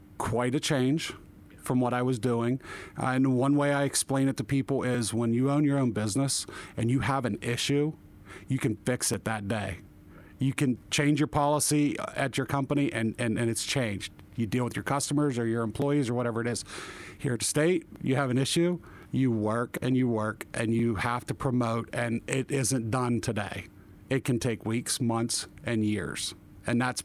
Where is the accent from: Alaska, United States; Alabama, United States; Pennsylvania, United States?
Pennsylvania, United States; Jefferson County; I come from Jefferson County in northern Indiana County, the District 66 here in Pennsylvania